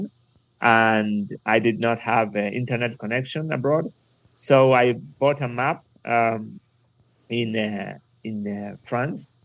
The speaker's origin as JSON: {"language": "English", "region": "Buenos Aires", "country": "Argentina", "also_born_or_lived": "San Isidro, Argentina", "said": "I'm from Buenos Aires, Argentina. I'm actually in San Isidro."}